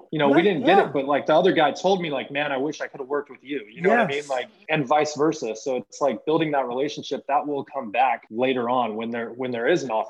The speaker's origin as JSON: {"language": "English", "region": "California", "country": "United States", "moved": "yes", "lives_now": "Kansas City, United States", "said": "I'm from California originally also."}